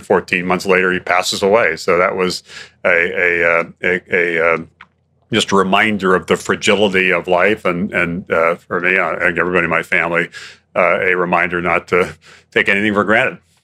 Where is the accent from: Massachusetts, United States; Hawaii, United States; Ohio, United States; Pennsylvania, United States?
Hawaii, United States; Growing up in Hawaii